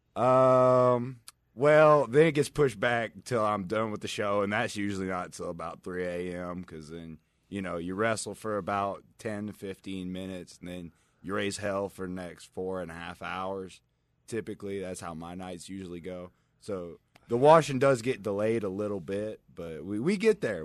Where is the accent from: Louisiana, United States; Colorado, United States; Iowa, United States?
Louisiana, United States; Morgan City; moved away as an adult; now in Las Vegas, United States; I live here now. Um, I'm originally from Morgan City, Louisiana